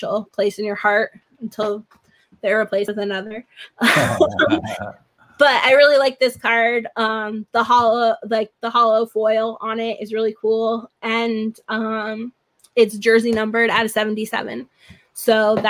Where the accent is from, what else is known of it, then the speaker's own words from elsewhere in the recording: New Haven, Connecticut, United States; also born or lived in California; I grew up in New Haven